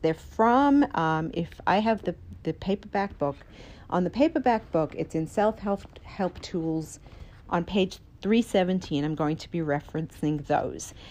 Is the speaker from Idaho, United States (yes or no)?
yes; Idaho, United States; I come from Idaho